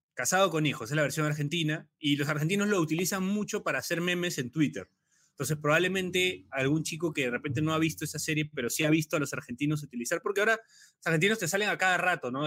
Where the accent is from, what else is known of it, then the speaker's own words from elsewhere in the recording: Peru; como, peruano